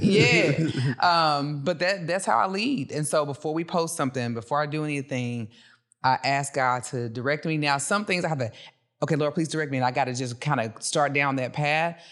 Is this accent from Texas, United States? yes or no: yes; Dallas, Texas, United States; also born or lived in Cedar Hill; I'm from Dallas